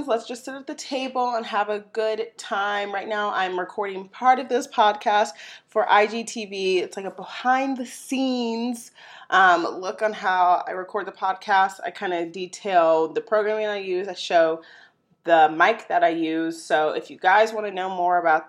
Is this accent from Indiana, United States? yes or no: no; St. Louis, Missouri, United States; my hometown, St. Louis, Missouri